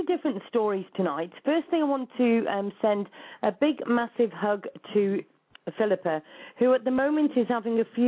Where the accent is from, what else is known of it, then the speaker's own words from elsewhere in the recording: United Kingdom; the UK, so it's not even in my home country